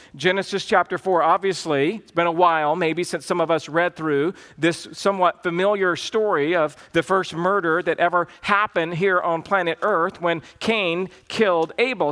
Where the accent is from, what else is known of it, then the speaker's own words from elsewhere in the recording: the South, United States; I grew up in the South